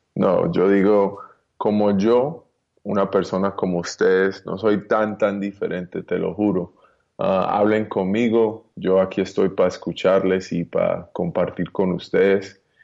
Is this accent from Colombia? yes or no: yes; Colombia; also born or lived in United States; now in Miami, United States; yo nací en Colombia